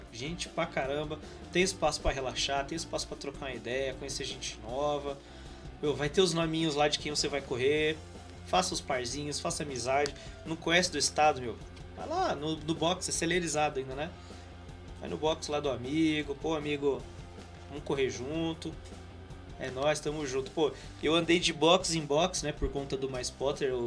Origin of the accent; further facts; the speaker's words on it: Campinas, São Paulo, Brazil; eu, eu por exemplo, sou de Campinas, né?